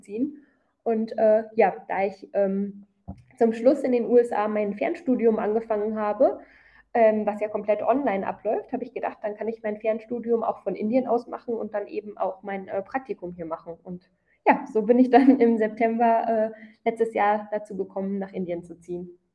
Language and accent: German; Krefeld, North Rhine-Westphalia, Germany; moved away as an adult; also born or lived in United States; now in South India, India; ich komme aus Krefeld in NRW